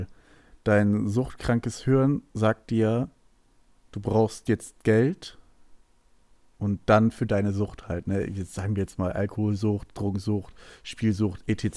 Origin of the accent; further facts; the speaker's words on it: Hanover, Lower Saxony, Germany; bei uns in Hannover